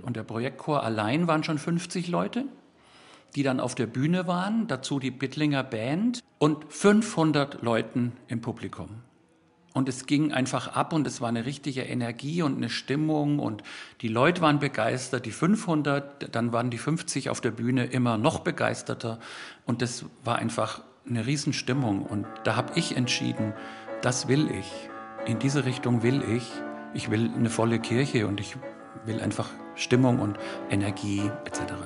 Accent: Germany; first language German; das ist einfach meine Muttersprache

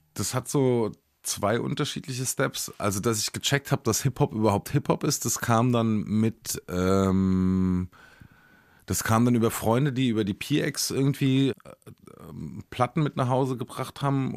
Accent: near Aschaffenburg, Hesse, Germany; accent: Hessian; moved away; da, wo ich aufgewachsen bin, ist nicht so weit von Bayern entfernt.

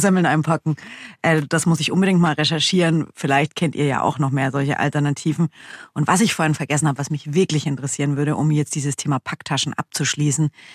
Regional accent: Germany; wir sind ja aus Deutschland

